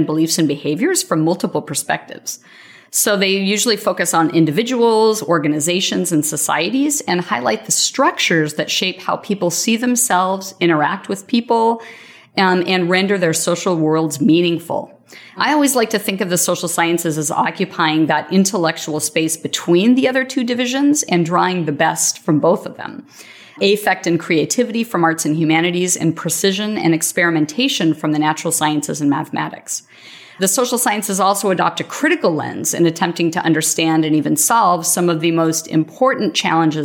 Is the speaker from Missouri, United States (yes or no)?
no; Yakima, Washington, United States; moved away; I'm from Yakima, a small town in eastern Washington state